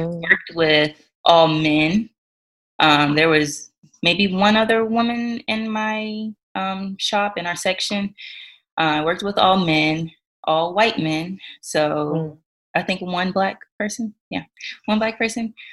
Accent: Georgia, United States; moved away as an adult; now in North Dakota, United States; we live in North Dakota, but we're originally from Georgia

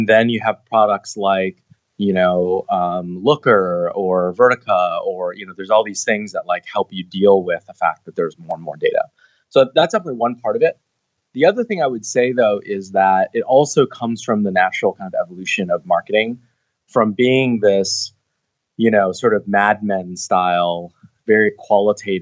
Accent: Seattle, Washington, United States; moved away as an adult; now in Bay Area, United States; I'm from Seattle originally

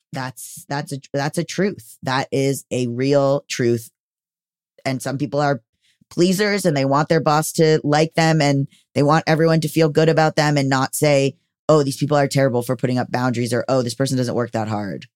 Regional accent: Florida, United States; moved away; I come from Florida

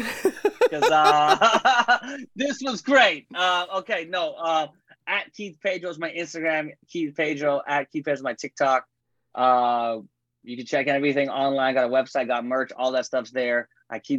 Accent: Canada; I'm Canadian

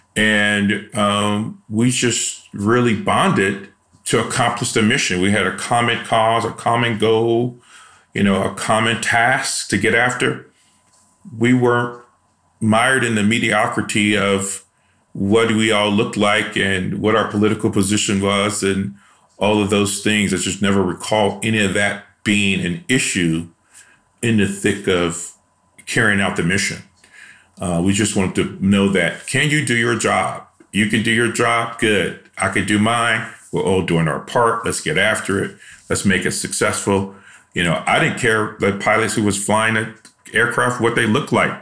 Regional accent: Chicago, Illinois, United States; moved away; I'm from Chicago, and I grew up in a really rough neighborhood in Chicago

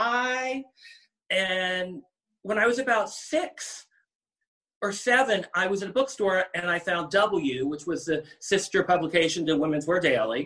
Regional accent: Cincinnati, Ohio, United States; also born or lived in New York City; now in Los Angeles, United States; I grew up in the suburbs of Cincinnati, Ohio

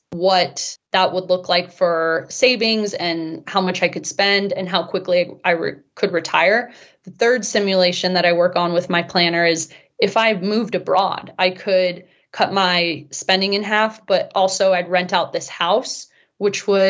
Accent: Bay Area, California, United States; moved away as an adult; also born or lived in Europe; now in Utah, United States; growing up in the Bay Area, I was always surrounded by money and actually grew up in a pretty wealthy area

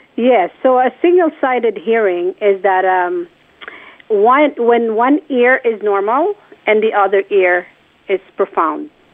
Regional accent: Philippines; born or raised there; moved away

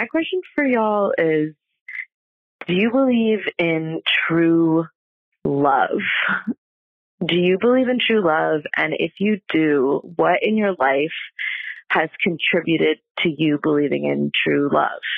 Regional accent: New York, United States; I'm from New York

